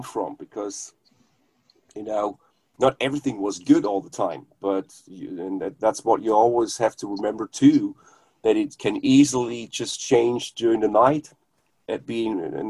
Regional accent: Germany; first language German; English is a second language; it's not my native language, English

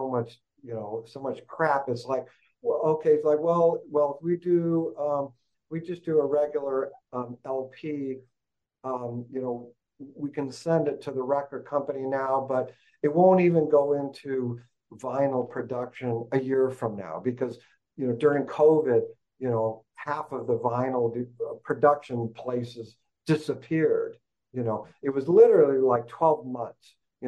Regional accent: Thousand Oaks, California, United States; I grew up in Thousand Oaks, California. I'm a California boy

